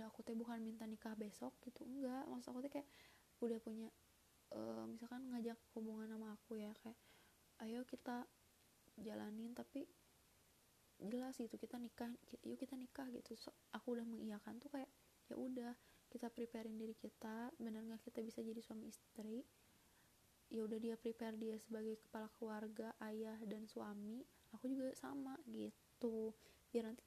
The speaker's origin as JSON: {"language": "Indonesian", "town": "Bandung", "region": "West Java", "country": "Indonesia", "tie": "born or raised there", "also_born_or_lived": "Sumatera Barat", "said": "sejujurnya aku tuh asli orang Sumatera Barat uh, Abi itu uh, orang Padang bunda orang Bukit Tinggi gitu nah tapi aku lahir udah di Bandung karena bi udah punya usaha di Bandung sebelum nikah sama bunda jadi udah tinggal ibu udah gede di Bandung"}